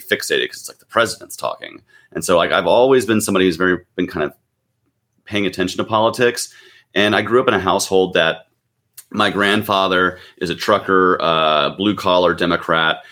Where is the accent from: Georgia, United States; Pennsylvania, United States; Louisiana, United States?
Georgia, United States; Gwinnett County; also born or lived in Nashville, Tennessee / Atlanta, Georgia; I grew up in Gwinnett County, which is a uh, suburban county, um, in the metro Atlanta area